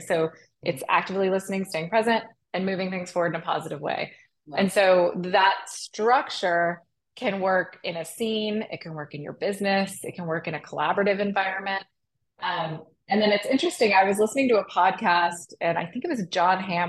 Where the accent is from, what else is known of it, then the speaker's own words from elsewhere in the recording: Arlington, Texas, United States; moved away as an adult; also born or lived in Chicago, United States; I grew up in Arlington